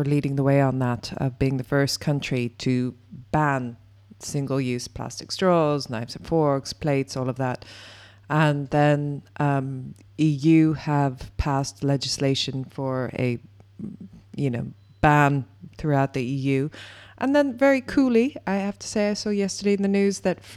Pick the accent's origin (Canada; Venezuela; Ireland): Ireland; Ireland, my home country